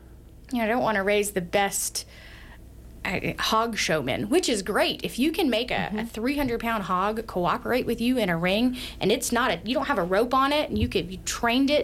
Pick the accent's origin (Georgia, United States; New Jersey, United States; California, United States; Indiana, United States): Georgia, United States; now in Sheridan, United States; I grew up in Georgia